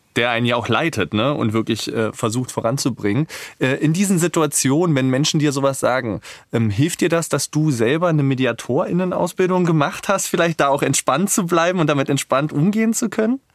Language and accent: German; Berlin, Germany; ich als ignoranter Berliner